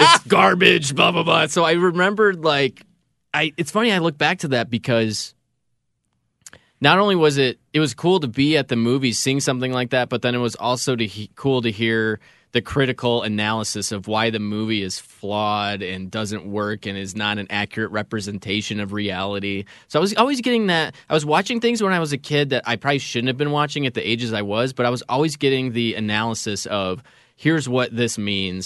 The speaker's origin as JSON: {"language": "English", "town": "Schaumburg", "region": "Illinois", "country": "United States", "tie": "born or raised there", "said": "I grew up in Schaumburg"}